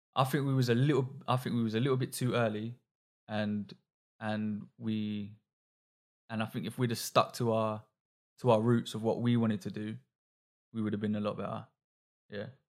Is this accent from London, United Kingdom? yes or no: yes; London, United Kingdom